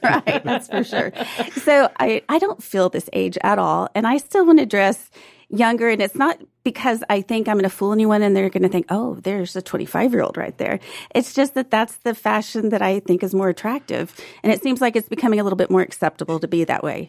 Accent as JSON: {"language": "English", "town": "Fort Worth", "region": "Texas", "country": "United States", "tie": "born or raised there", "said": "So I grew up in Fort Worth and I would go to the T C U games."}